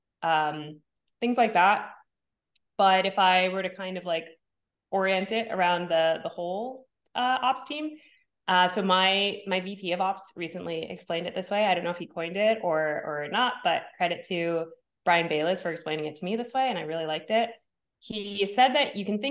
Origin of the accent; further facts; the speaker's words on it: New Jersey, United States; also born or lived in Bay Area, California / New York; now in Los Angeles, United States; I'm from New Jersey